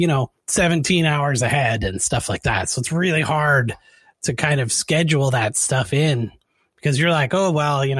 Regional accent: Canada; we work with a lot of people in Canada because I'm from Canada.

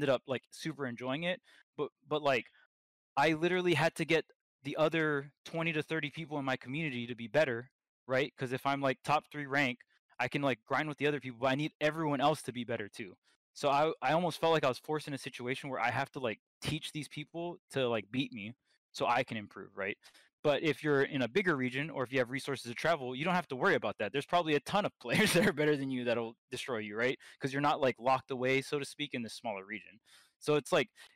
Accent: Hawaii, United States; I was from Hawaii

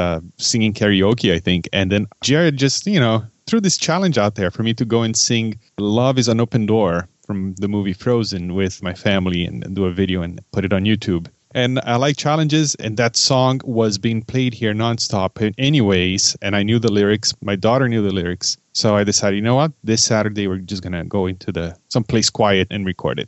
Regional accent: Brazil; now in Detroit, United States; I grew up in Brazil and in the 80s

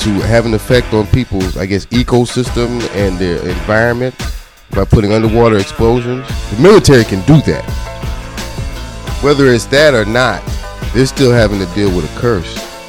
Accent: New Jersey, United States; I grew up around Haitians when I was in Jersey growing up.

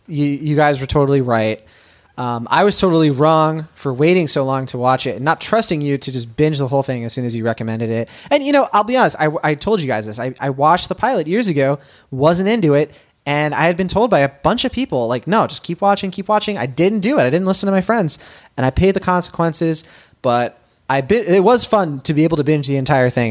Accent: Boston, Massachusetts, United States; It's my hometown.

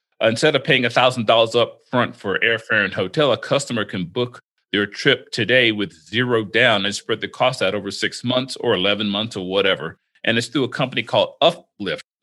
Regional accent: Florida, United States; now in Las Vegas, United States; I grew up in Florida

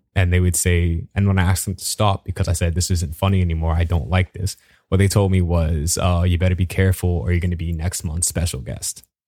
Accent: Bahamas; moved away; I'm from the Bahamas.

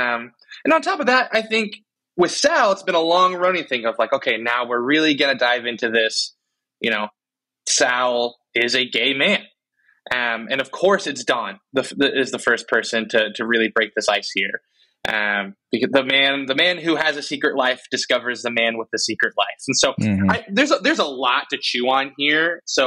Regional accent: United States; I watched The West Wing because I'm from America, so.

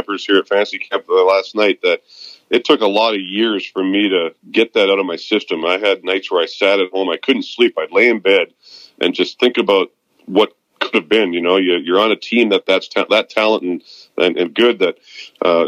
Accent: Vancouver, British Columbia, Canada; moved away as an adult; now in West Palm Beach, United States; I'm leaving to go back home where I was born and raised in Vancouver, British Columbia, in 3 days

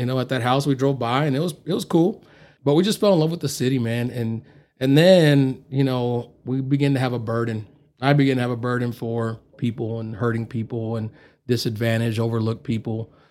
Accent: Grand Prairie, Texas, United States; moved away as an adult; now in Amarillo, United States; I'm from South Grand Prairie Highs where I went to high school

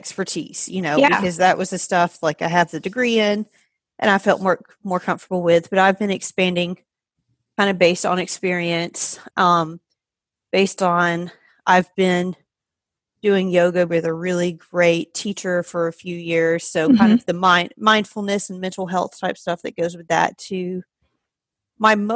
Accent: Georgia, United States; moved away as an adult; now in Pennsylvania, United States; I am originally from Georgia. I've been in Pennsylvania for about 5.5 years now, so I moved up here for a job

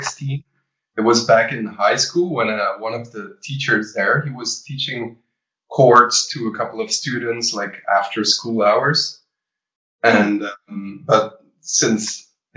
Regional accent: Belgium; I started the pop rock department for two different music academies here in Belgium.

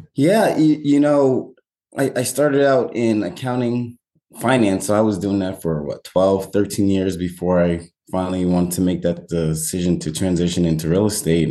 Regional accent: Westchester County, New York, United States; also born or lived in Massachusetts; born and raised in New York, uh, Westchester County, probably 30 minutes north of the city.

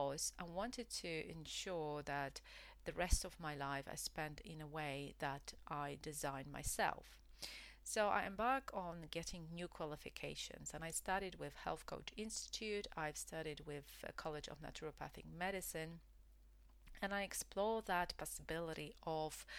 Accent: Poland; English is a second language; moved away as an adult; also born or lived in United Kingdom; I left my home country, which is Poland

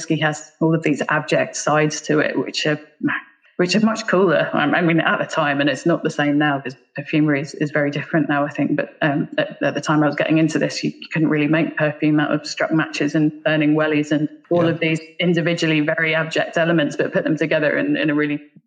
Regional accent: Bedfordshire, East of England, United Kingdom; also born or lived in Black Isle, Scotland; now in Ireland; I actually grew up just outside London. My family is Scottish, but I actually went to school and grew up in Bedfordshire, which is just north of London

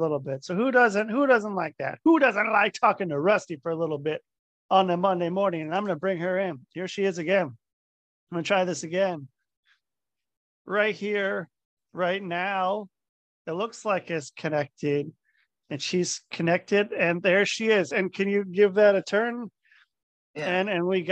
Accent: Cincinnati, Ohio, United States; I was born in Ohio.

